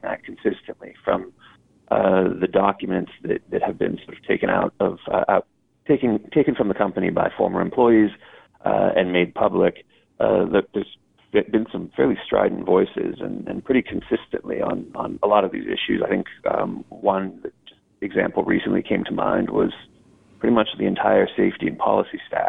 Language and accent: English; United States; as an American